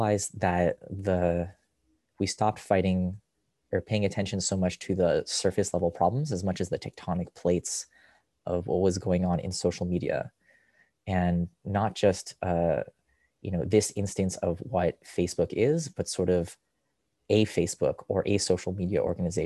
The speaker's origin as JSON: {"language": "English", "town": "Rochester", "region": "New York", "country": "United States", "tie": "born or raised there", "also_born_or_lived": "Israel", "moved": "yes", "said": "I grew up in Rochester, which is where I physically am now, visiting my parents"}